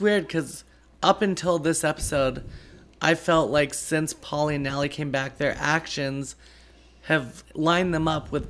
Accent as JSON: {"language": "English", "region": "Alaska", "country": "United States", "tie": "born or raised there", "said": "Because I grew up in Alaska, but I'm like, course. You know, I'm a West Coaster, so."}